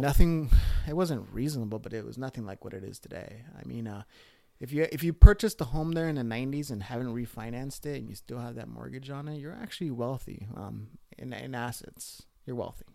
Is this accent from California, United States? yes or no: yes; Los Angeles, California, United States; moved away; I'm from Los Angeles.